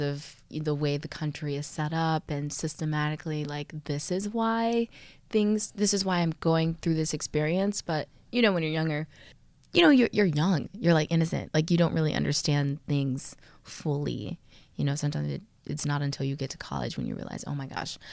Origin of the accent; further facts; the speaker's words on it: Texas, United States; I'm from Texas